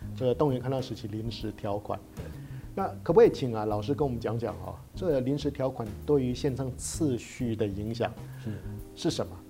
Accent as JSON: {"language": "Chinese", "country": "Taiwan", "said": "我们台湾人"}